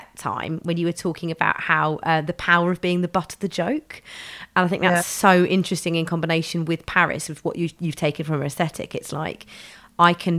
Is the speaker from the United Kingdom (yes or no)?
yes; London, United Kingdom; I grew up in London